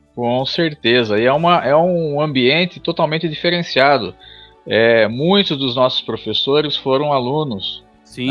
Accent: Tatuí, São Paulo, Brazil; como cidadão tatuiano, como nascido e criado em Tatuí

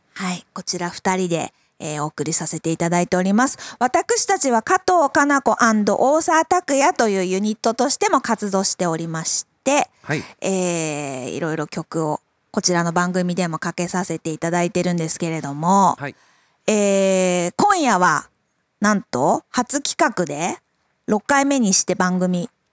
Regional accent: Makubetsu, Hokkaido, Japan; 私、北海道中川郡 幕別町出身

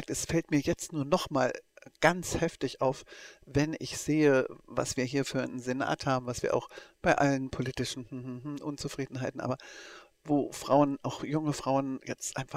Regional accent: East Germany, Germany; ich bin ja aus der DDR gebürtig und aufgewachsen und politisiert auch in der DDR.

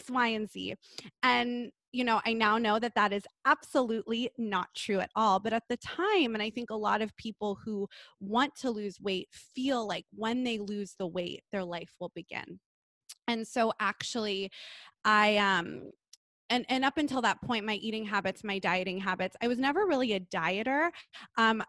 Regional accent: Los Angeles, California, United States; I grew up in Los Angeles in Southern California

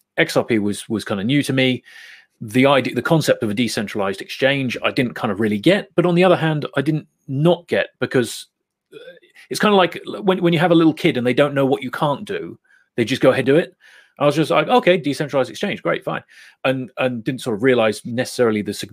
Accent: Bristol, South West England, United Kingdom; We're both from Bristol

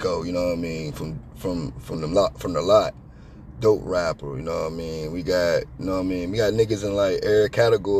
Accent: Chesapeake, Virginia, United States; Where I'm from, Crestwood

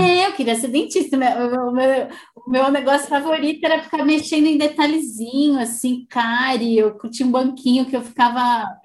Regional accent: Brazil; moved away as an adult; quando eu saí do Brasil

